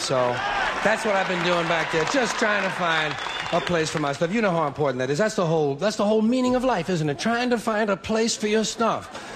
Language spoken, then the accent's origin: English; New York, United States; born or raised there